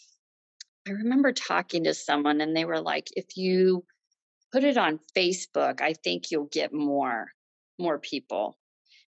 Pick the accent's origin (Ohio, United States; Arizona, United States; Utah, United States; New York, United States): Ohio, United States; moved away as an adult; now in Michigan, United States; we're from Ohio